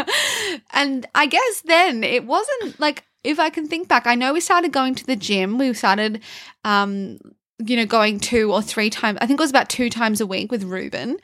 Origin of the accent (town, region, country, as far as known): Canberra, Australian Capital Territory, Australia; born or raised there